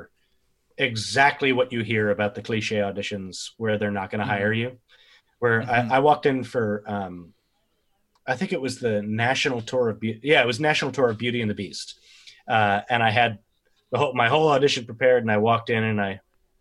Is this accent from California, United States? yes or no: no; Westhampton Beach, New York, United States; now in Spring Green, United States; I worked at a tiny little bookstore in West Hampton Beach, is where I grew up on Long Island